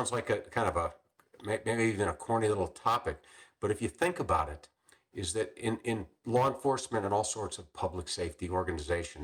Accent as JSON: {"language": "English", "town": "Chicago", "region": "Illinois", "country": "United States", "tie": "born or raised there", "also_born_or_lived": "Macomb, Illinois / Tucson, Arizona", "moved": "as an adult", "said": "I grew up in the Chicago area"}